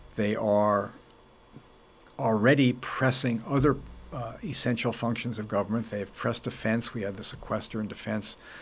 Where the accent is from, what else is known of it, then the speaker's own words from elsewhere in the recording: Los Angeles, California, United States; also born or lived in New York; I was born in New York. My parents moved to Los Angeles when I was five